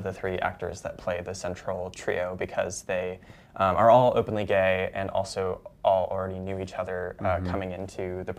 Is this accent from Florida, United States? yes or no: no; San Francisco Bay Area, California, United States; moved away as an adult; now in New York, United States; I'm from the San Francisco Bay Area